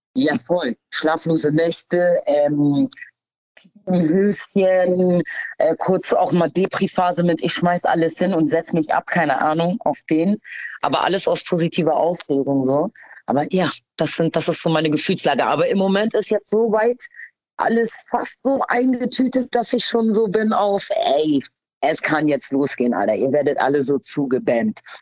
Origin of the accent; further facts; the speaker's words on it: Hamburg, Germany; Ich bin in Hamm aufgewachsen, aber ich lebe jetzt in Schanzennähe